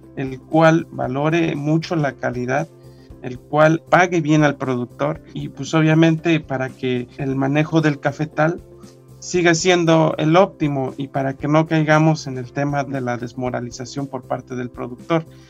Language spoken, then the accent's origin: Spanish; Mexico; nosotros como sociedad mexicana